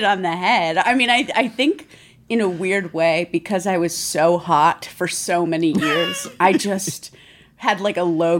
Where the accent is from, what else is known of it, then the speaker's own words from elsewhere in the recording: Phoenix, Arizona, United States; I'm from Phoenix, Arizona.